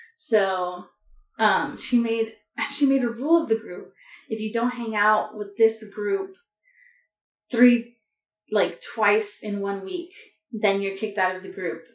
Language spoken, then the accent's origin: English; Los Angeles, California, United States; I grew up in Southern California, so like a little bit north of downtown LA in the San Fernando Valley